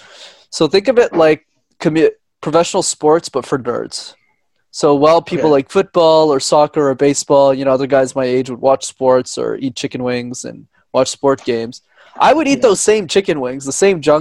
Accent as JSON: {"language": "English", "town": "Montreal", "region": "Quebec", "country": "Canada", "tie": "born or raised there", "said": "I grew up in Montreal, where I'm from"}